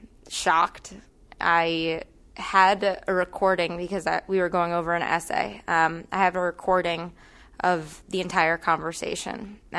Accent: Pakistan; born there; Like, I was born in Pakistan, and like, I know what it's like.

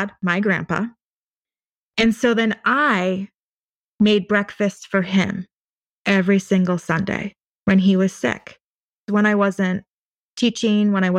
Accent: Wisconsin, United States; I'm from Wisconsin

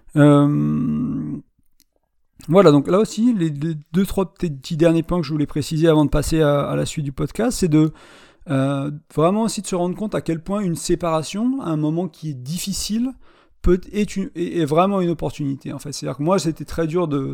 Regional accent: France; born or raised there; moved away as an adult; also born or lived in Ireland

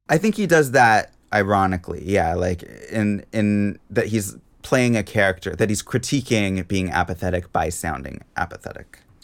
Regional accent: Seattle, Washington, United States; I grew up in Seattle

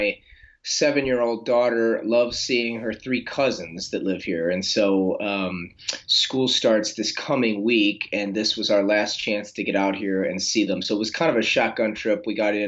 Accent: St. Louis, Missouri, United States; also born or lived in Flagstaff, Arizona; I started a running store in St. Louis, where I am now, which was my hometown

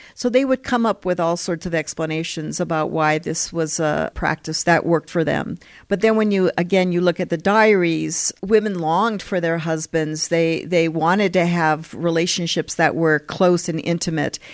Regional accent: Colorado, United States; moved away as an adult; also born or lived in California / Philadelphia, United States / Heidelberg, Germany; now in Utah, United States; I grew up, I went to junior high and high school in Colorado and elementary school in California

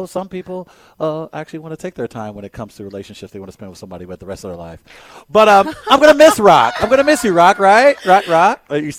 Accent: St. Louis, Missouri, United States; I'm from North City, dog.

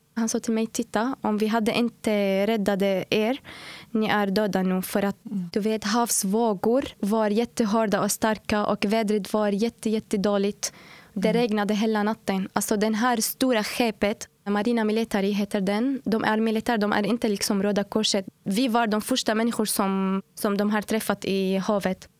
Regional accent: Syria; Swedish is a second language; moved away as an adult; now in Uddevalla, Sweden; Ja, jag kommer från Syrien och jag har bott här i Sverige nu i fyra år, fyra och ett halvt år, snart fem år.

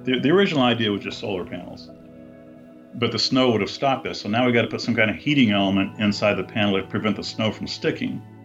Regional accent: Buena Park, California, United States; I was born in California, Southern California, and we my family moved to a place called Buena Park when I was four, and that's where I met Julie

